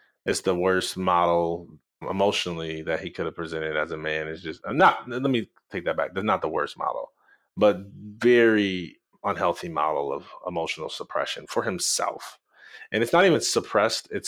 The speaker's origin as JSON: {"language": "English", "town": "Jackson", "region": "Michigan", "country": "United States", "said": "I'm from Jackson, about an hour west of Detroit."}